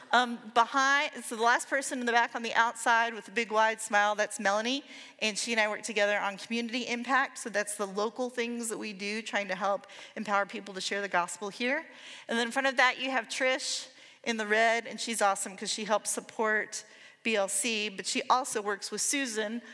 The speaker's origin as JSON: {"language": "English", "town": "Atlanta", "region": "Georgia", "country": "United States", "tie": "born or raised there", "moved": "yes", "lives_now": "Salem, United States", "said": "me growing up in Atlanta"}